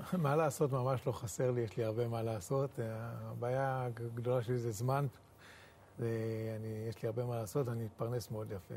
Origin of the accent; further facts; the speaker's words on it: Nahalal, Northern District, Israel; נהלל בכלל זה מושב קטן ששילם מחיר אה, דמים מאוד מאוד גבוה בשביל שנהיה כאן בארץ ישראל. יש לנו, אם, אה, אם אני לא טועה, 39 בנים שנפלו במלחמות ישראל